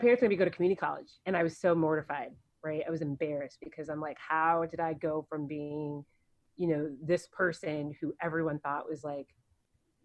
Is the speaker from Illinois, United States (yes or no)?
yes; Bolingbrook, Illinois, United States; moved away as an adult; also born or lived in Florida; growing up in Bolingbrook, Illinois, my graduating class was 365 people